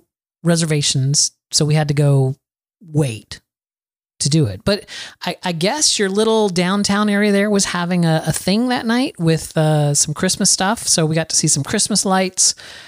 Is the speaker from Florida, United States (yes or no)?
yes; Florida, United States; moved away; I'm a Floridian, Adam. I was born and raised in Florida.